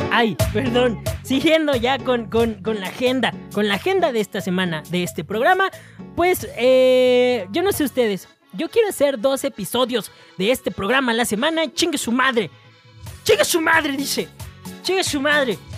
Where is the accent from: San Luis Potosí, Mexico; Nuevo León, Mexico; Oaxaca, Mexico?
Nuevo León, Mexico; Monterrey; Metan la carne porque, porque la huele y porque soy de Monterrey.